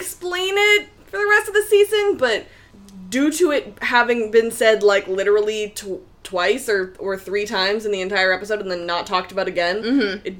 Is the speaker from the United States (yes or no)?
no; Red Deer, Alberta, Canada; moved away; my hometown, Red Deer, where my parents and family live